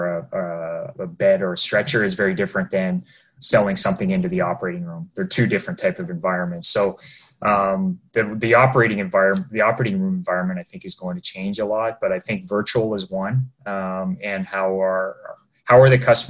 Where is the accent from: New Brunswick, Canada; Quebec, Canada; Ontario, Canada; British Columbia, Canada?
Ontario, Canada; moved away as an adult; now in Vancouver, Canada; we're both from Ontario